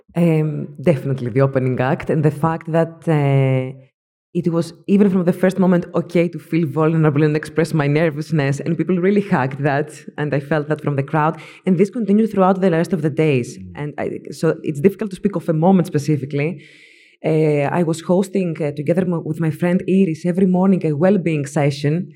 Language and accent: English; Thessaloniki, Central Macedonia, Greece; now in Athens, Greece; I come all the way from Greece, from Thessaloniki, living in Athens.